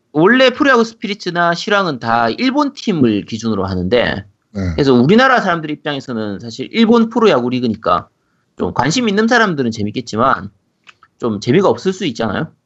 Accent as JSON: {"language": "Korean", "region": "Busan", "country": "South Korea", "said": "저는 이제 부산이라서 롯데 팬이기 때문에"}